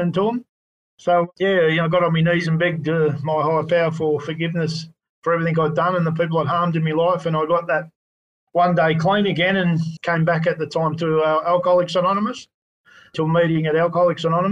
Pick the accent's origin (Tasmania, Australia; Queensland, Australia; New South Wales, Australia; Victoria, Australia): Victoria, Australia; Frankston; I grew up in Frankston